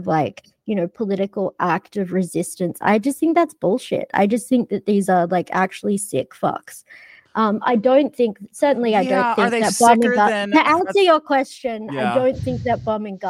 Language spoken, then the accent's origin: English; Australia; I grew up in Australia